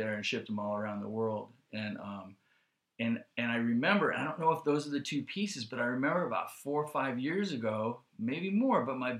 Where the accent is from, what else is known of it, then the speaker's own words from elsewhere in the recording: South Bay, California, United States; I grew up in the South Bay